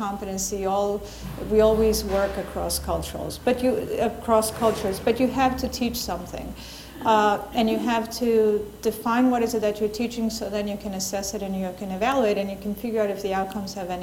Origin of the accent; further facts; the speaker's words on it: Argentina; I'm from Argentina, and my cultural background has nothing to do with my Spanish-speaking colleagues in the Dominican Republic